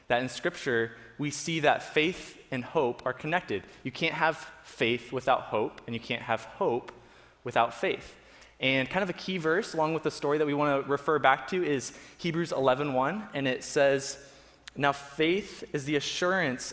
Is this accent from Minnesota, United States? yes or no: no; Florida, United States; So we grew up in Florida